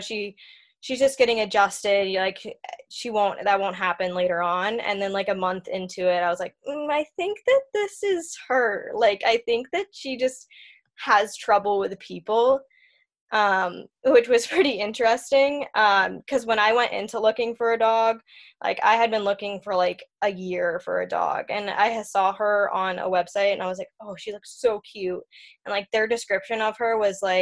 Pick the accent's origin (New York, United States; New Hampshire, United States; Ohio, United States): New Hampshire, United States; I'm from New Hampshire.